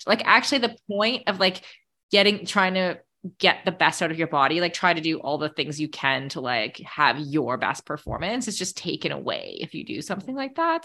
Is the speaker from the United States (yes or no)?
no; Canada; also born or lived in Middle East; as a Canadian